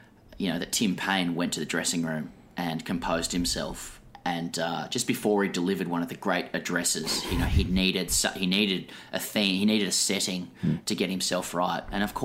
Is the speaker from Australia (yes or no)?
yes; Australia; It's always hard to know as an Australian whether that's just, whether that's woke revisionism or just denial, on our part.